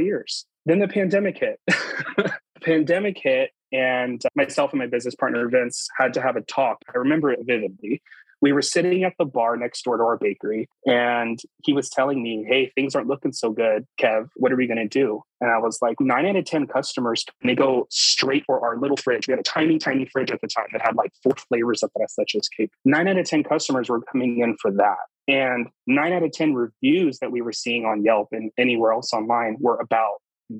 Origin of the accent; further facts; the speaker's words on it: South Texas, United States; moved away as an adult; now in Seattle, United States; I'm from South Texas. My grandmother's from Mexico. I grew up with Mexican bakeries on every street corner.